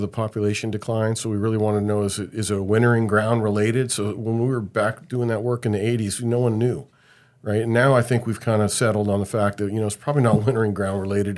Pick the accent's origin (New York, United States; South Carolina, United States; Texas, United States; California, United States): California, United States; Bay Area; I grew up in the Bay Area